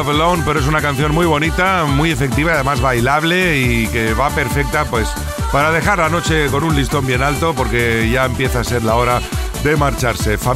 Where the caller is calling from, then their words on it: Almería, Andalusia, Spain; quiero que me pongas este sábado